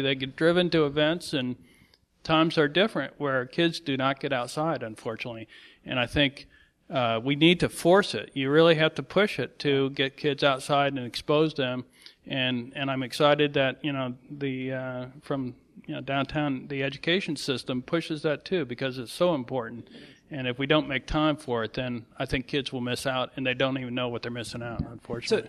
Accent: St. Louis, Missouri, United States; I spent most of my time growing up in St. Louis in the woods

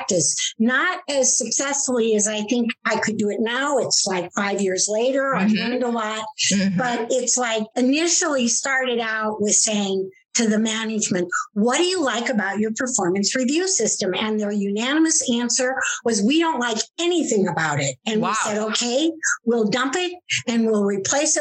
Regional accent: North Dakota, United States; moved away; I grew up in North Dakota, a small town of 5,000 people

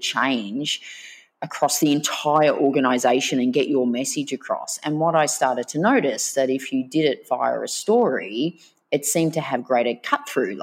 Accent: Melbourne, Victoria, Australia; also born or lived in Bermagui, New South Wales; grew up in a suburb called Reservoir, and then we moved to Greensboro

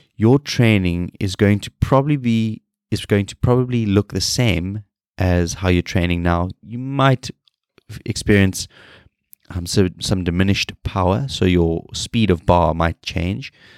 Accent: South Africa; moved away; I am a South African

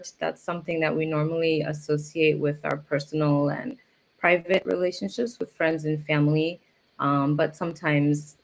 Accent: Philadelphia, Pennsylvania, United States; now in Osaka, Japan; I'm from the Philadelphia area.

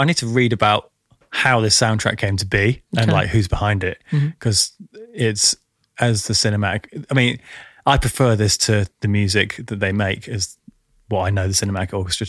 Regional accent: Yorkshire and the Humber, United Kingdom; Actually, where I grew up in North Yorkshire, there's a place called Flamingo Land, believe it or not.

